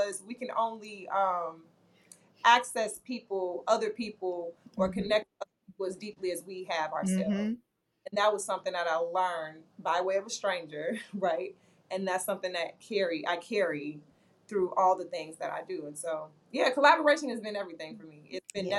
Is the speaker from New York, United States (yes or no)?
no; Chicago, Illinois, United States; I'm from the South Side of Chicago